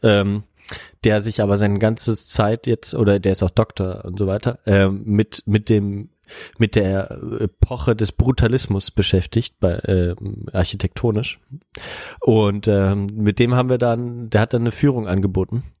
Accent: Germany; also born or lived in Bonn; wir sind aus Deutschland

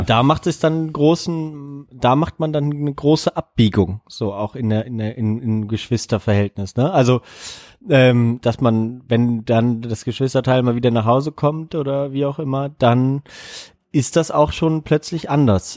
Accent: GDR, East Germany, Germany; ich bin ja noch in der DDR geboren

